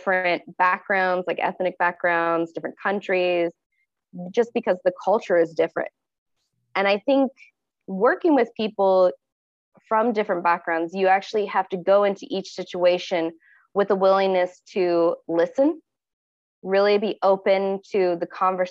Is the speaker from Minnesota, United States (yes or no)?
no; Ohio, United States; moved away as an adult; now in Tokyo, Japan; I am from Ohio State in the United States of America